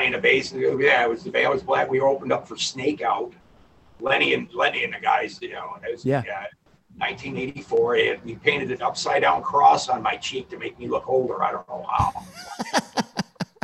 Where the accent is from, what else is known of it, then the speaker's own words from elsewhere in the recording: Plymouth, Michigan, United States; I grew up in Plymouth